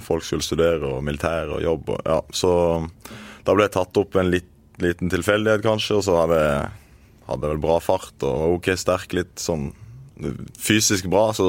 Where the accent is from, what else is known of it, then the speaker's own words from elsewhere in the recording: Øyslebø, Agder, Norway; moved away as an adult; also born or lived in Oslo; Jeg er født og oppvokst i Marendal kommune, på et eh, bitte lite sted som heter Øyslebø